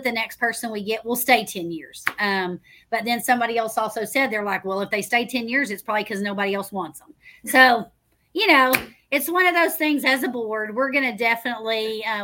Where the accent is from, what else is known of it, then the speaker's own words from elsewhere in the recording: Waco, Texas, United States; moved away as an adult; now in Midlothian, United States; my hometown of Waco